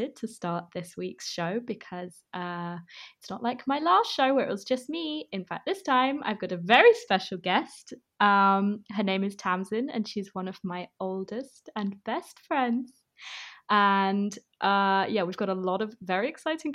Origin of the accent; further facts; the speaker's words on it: England, United Kingdom; we're also English